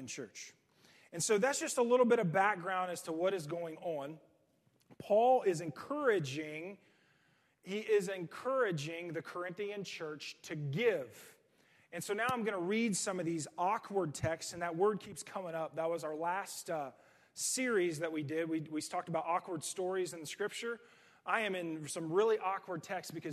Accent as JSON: {"language": "English", "country": "United States", "said": "American Christians"}